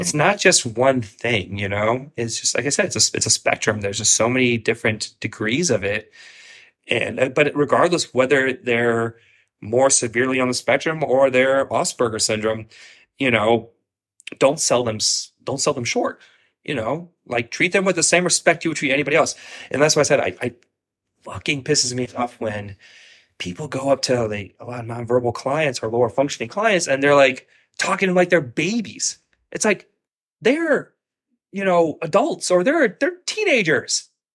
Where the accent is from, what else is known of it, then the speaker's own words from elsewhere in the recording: Columbus, Ohio, United States; now in Florida, United States; I'm originally from Columbus, Ohio